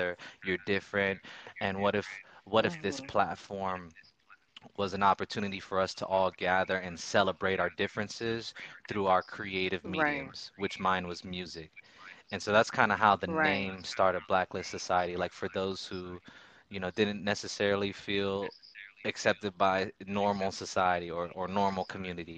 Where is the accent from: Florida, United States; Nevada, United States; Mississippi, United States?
Florida, United States; Orlando; I grew up in Orlando, Florida